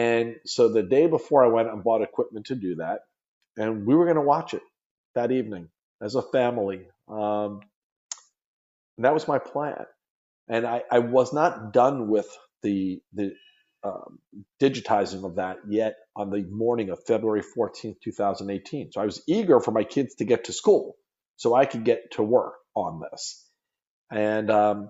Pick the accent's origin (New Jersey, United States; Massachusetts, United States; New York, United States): New York, United States; Long Island; moved away as an adult; now in Florida, United States; Growing up on Long Island